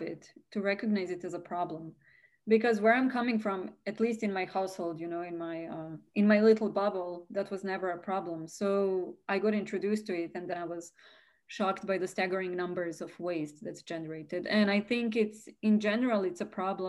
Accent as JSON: {"language": "English", "country": "Serbia", "moved": "as an adult", "lives_now": "United States", "said": "I come from Serbia, and honestly, in my household, food waste was really never a thing"}